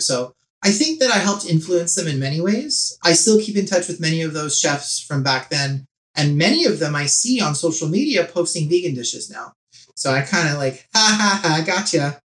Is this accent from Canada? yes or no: yes; Whitby, Ontario, Canada; I grew up in Whitby, Ontario